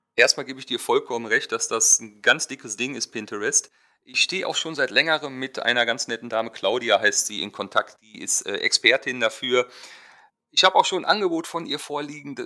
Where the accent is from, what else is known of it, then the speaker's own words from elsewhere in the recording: Germany; ich fotografiere als Deutscher Hochzeiten auf den Seychellen